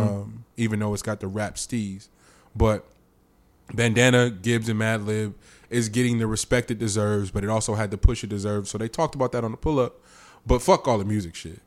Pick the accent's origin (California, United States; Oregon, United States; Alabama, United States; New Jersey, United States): California, United States; the Bay Area; I'm from the Bay